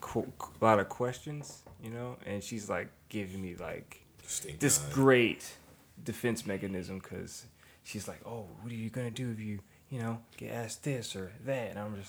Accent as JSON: {"language": "English", "country": "Germany", "said": "I'm from Germany, so."}